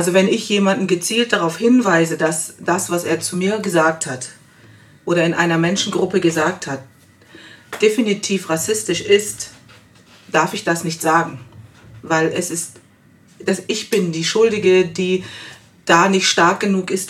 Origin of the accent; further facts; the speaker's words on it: Germany; born there; Auch ich bin in Deutschland geboren als gemischtes Kind, People of Color.